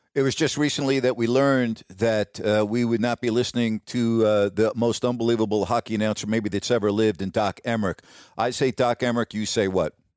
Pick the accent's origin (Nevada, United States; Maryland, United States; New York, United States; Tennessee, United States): New York, United States; Syosset; growing up on Long Island during that period of time